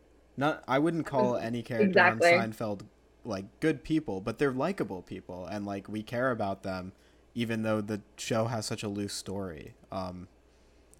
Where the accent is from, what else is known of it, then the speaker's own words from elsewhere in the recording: Philadelphia, Pennsylvania, United States; I'm from Philly